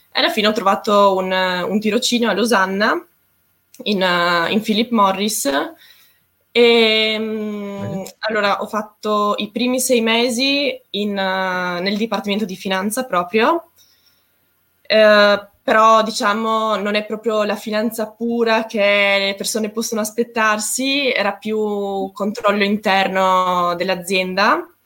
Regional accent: Trieste, Friuli-Venezia Giulia, Italy; io vengo da Trieste, ho sempre vissuto là praticamente

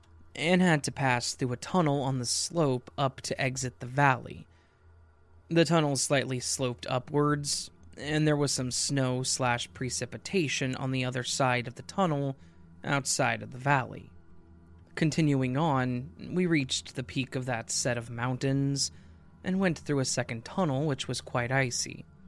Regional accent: Denver, Colorado, United States; We're from Denver, so we drive in the mountains a lot, and I'm fairly accustomed to it.

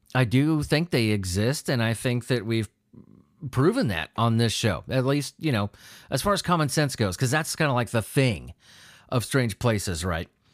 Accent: United States; I'm from America

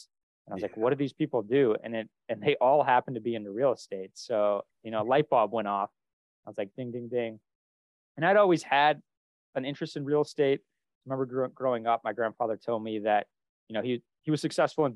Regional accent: Vermont, United States; moved away; also born or lived in Boston; I grew up in a small town in Vermont

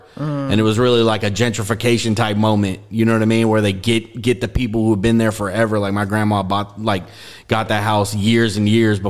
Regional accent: Richmond, California, United States; also born or lived in Berkeley, California; I'm from Richmond. Really? Yeah, I was born in Berkeley, so I'm from 27th and Andrade.

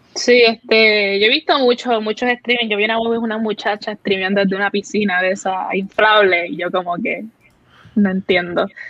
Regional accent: Cidra, Puerto Rico; soy de Puerto Rico, soy boricua

